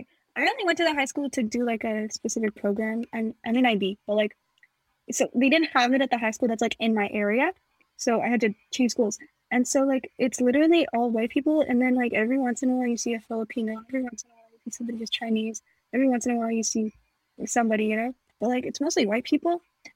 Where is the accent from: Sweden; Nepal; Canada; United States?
Nepal; Where are you from? I'm from Nepal. That's the same thing as India.